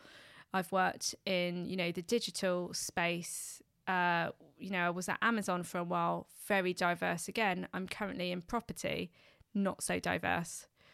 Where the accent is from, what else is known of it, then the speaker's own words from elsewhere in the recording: London, United Kingdom; someone who's born and raised in London. You know, London in itself is a, you know, West London.